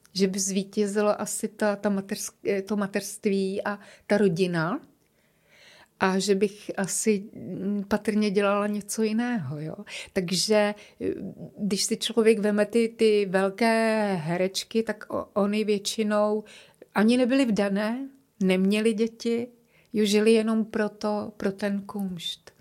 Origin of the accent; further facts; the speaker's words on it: Prague, Czechia; accent: Prague; moved away as an adult; now in Ostrava, Czech Republic; cítím se stále jako Češka, trošku je křtěná Vltavou, Pražačka, tak trošku tak mluvím, že?